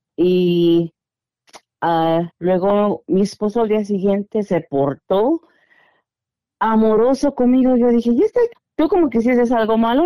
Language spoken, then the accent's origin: Spanish; Guatemala; moved away; soy de Guatemala